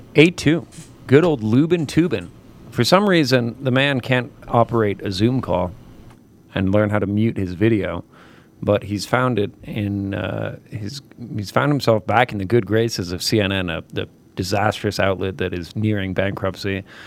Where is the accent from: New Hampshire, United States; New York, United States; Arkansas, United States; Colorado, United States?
New York, United States; as a New Yorker